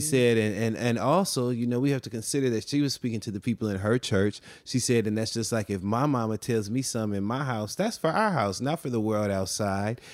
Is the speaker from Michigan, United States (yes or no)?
yes; Flint, Michigan, United States; also born or lived in Detroit, Michigan; I am from Flint, Michigan, and I also lived in downtown Detroit for many years.